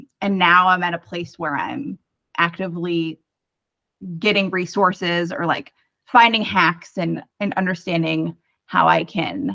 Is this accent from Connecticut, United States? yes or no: yes; Connecticut, United States; moved away as an adult; also born or lived in New York City; now in Minneapolis, United States; I'm originally from the East Coast. I'm from Connecticut